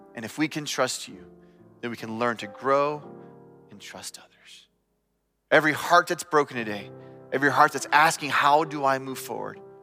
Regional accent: United States; growing up in America

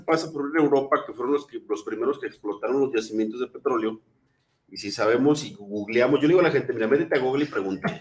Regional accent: Mexico; Como buenos mexicanos

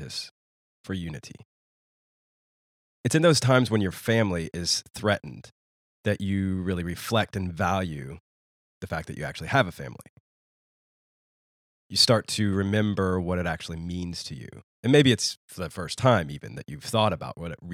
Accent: United States; moved away as an adult; a man that has deliberately chosen to live outside of the United States, my home country, for well over a decade

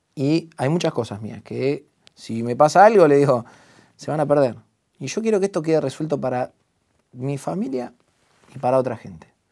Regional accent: La Plata, Buenos Aires Province, Argentina; vivir en donde yo nací

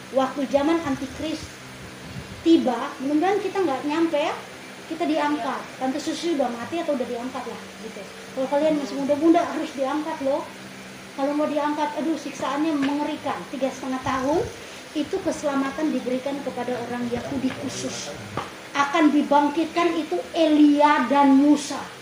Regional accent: Indonesia; kita lahir di Indonesia

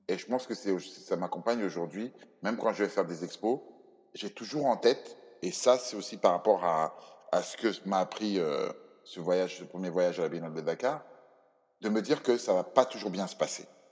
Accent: Cameroon; moved away; Dans mon pays d'origine, le Cameroun

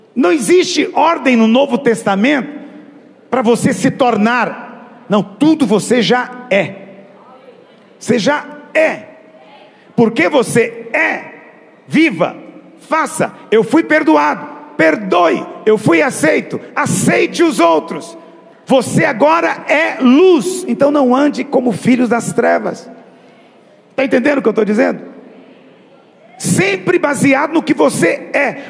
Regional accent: Brazil; nós vivemos no Brasil. Eu sei que você pensa que eu sou brasileiro. Não, eu estou morando aqui. O meu velho homem era brasileiro

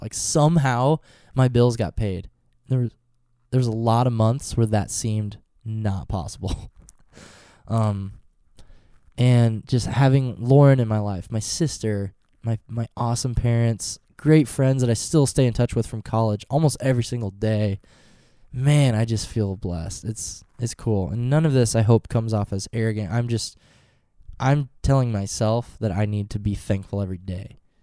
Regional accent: Norfolk, United States; Norfolk today, my hometown

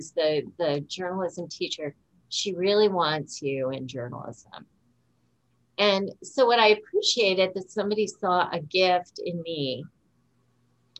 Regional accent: Tuscarawas County, Ohio, United States; I was raised in Tuscarawas County. I never thought I would stay here.

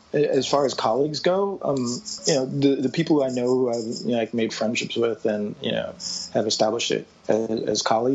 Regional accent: New York, United States; I'm a New Yorker

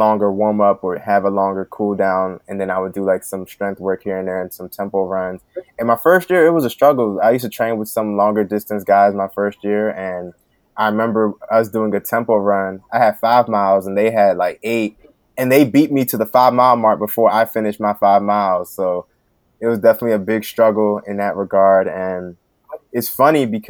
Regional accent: Prince George's County, Maryland, United States; I grew up in Prince George's County, Maryland

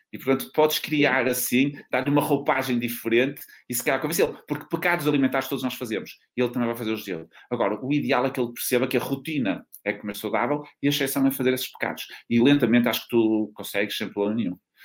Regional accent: North, Portugal; accent: northern (pronúncia do norte); uma pronúncia do norte como, como eu também

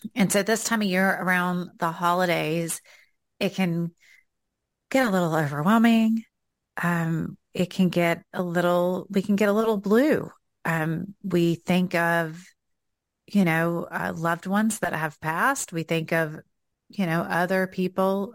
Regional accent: the South, United States; accent: Southern; here comes out my Southern accent

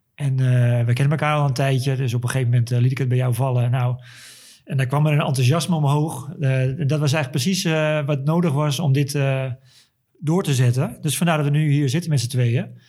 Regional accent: Zandvoort, North Holland, Netherlands; also born or lived in Haarlem; Zandvoorter. Al 47 jaar, sinds mijn geboorte. Eh, ik woon en werk hier.

